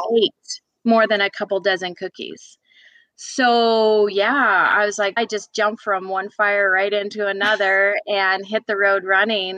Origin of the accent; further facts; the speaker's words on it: Fort St. John, British Columbia, Canada; moved away as an adult; also born or lived in Edmonton, Alberta; now in Georgia, United States; I grew up way up in Fort St. John, British Columbia